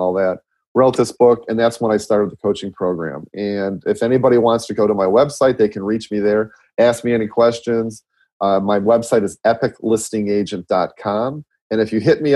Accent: Midwest, United States; I'm from Midwest. I talk really super fast

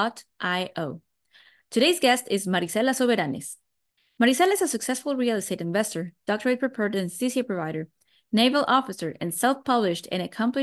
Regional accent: Mexico; English is a second language; moved away; I'm also a migrant. I'm also from Mexico.

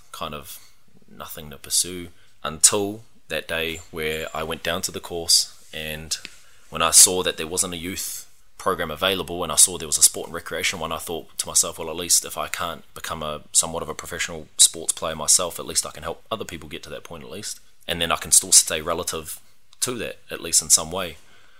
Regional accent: Australia; Well, actually, when I was growing up in Aussie, a lot of my sports surrounded rugby or rugby league.

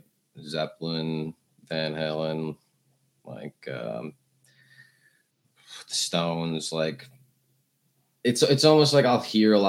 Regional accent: Oyster Bay, New York, United States; Oyster Bay, Long Island, New York, small town

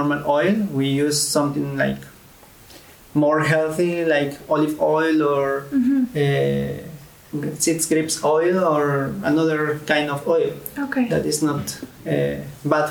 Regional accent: Tlaxcala, Mexico; moved away as an adult; also born or lived in Egypt / Lebanon; now in Bulgaria

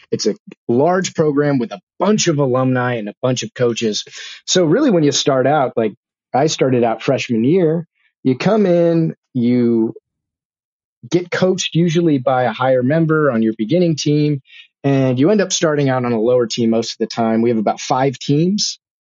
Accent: Bakersfield, California, United States; I'm from Bakersfield, Kern County

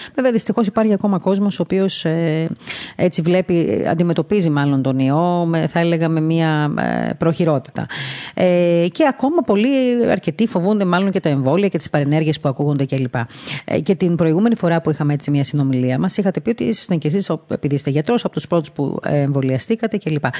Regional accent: Greece; σαν Ελληνίδα

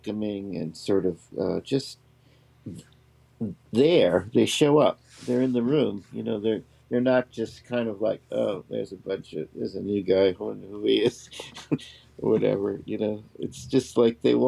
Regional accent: United States; also born or lived in England; as an American

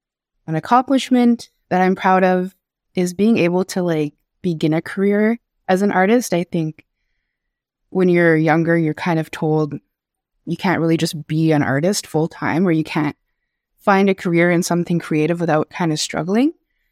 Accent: Kitigan-Zibi, Quebec, Canada; My pronouns are they, them, and she, her. I'm Algonquin from Kitigan-Zibi, and I work as an illustrator and digital artist

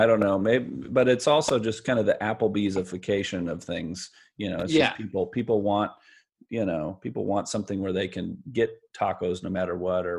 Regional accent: Central Valley, California, United States; also born or lived in Bay Area / Los Angeles; now in Fresno, United States; I grew up in the Central Valley, but I moved away after high school and said I would never come back. And I got used to the Bay Area. I got used to LA, and then when I came back

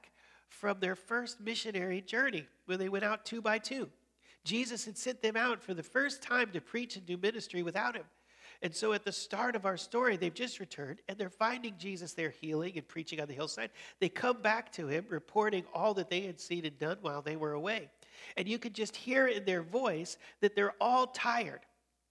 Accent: Colorado, United States; moved away as an adult; also born or lived in Chicago, Illinois; I was born in Chicago and then grew up in Colorado, came back to Chicago for college and seminary.

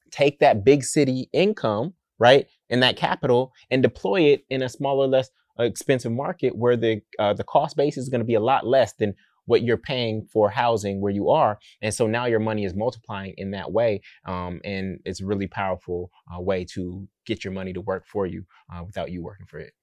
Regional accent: Oakland, California, United States; I'm from Oakland

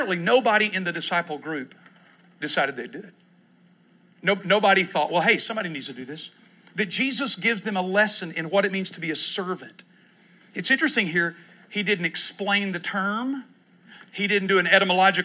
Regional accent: Texas, United States; now in Oklahoma City, United States; I grew up in Texas

